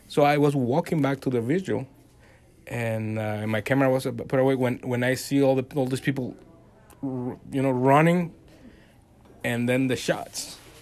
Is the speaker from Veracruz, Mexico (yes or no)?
yes; Veracruz, Mexico; English is a second language; moved away as an adult; also born or lived in Mexico City, Mexico; now in Dallas, United States; I actually live in Veracruz, where it's like the coast uh-huh. of uh, the Gulf of Mexico, and we, I, we used to play uh, soccer there and baseball and all